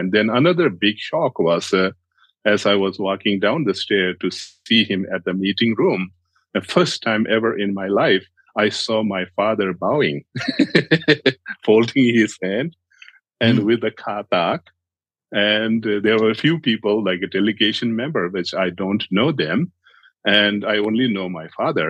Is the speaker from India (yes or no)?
yes; India; I grew up in India as a refugee child. My parents are from Tibet